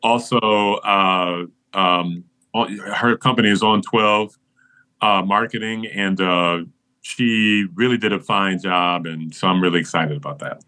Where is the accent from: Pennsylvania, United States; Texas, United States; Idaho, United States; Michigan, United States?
Michigan, United States; Flint; I grew up in Flint, Michigan